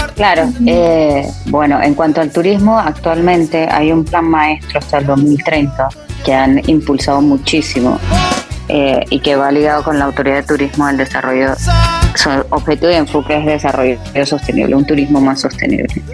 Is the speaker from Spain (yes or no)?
no; Panama; de mi país